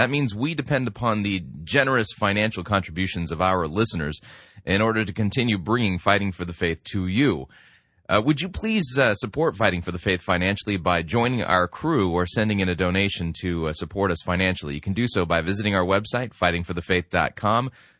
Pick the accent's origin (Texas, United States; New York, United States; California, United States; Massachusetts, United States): California, United States; especially here in the Midwest. Oh, man. Something I never saw growing up in California.